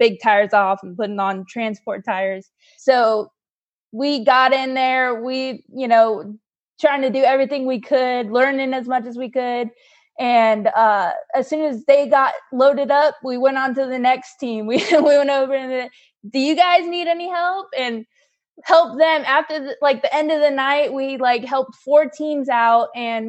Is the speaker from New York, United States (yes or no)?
no; California, United States; moved away as an adult; also born or lived in Florida / North Carolina; now in Asheville, United States; I was born and raised in California